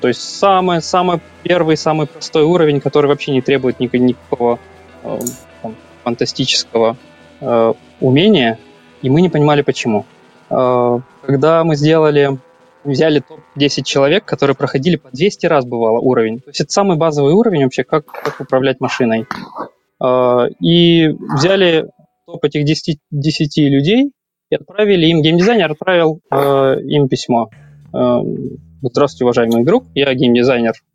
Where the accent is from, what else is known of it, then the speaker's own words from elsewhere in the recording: Kyiv, Ukraine; moved away as an adult; now in Denmark; я из Киева, 15 лет работал в IT